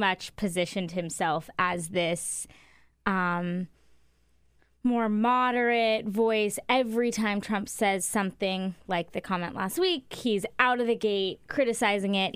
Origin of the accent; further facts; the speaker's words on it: Arizona, United States; moved away; I'm from Arizona